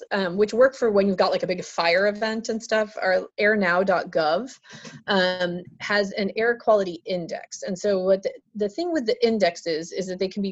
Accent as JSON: {"language": "English", "region": "Oregon", "country": "United States", "tie": "born or raised there", "said": "I grew up in Oregon. I was born here."}